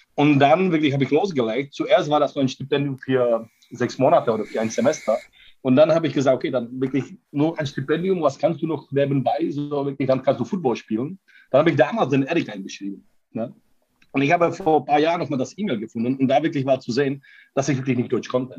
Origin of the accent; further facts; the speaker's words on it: Prague, Czechia; German is a second language; moved away as an adult; now in Cologne, Germany; ich komme aus Prag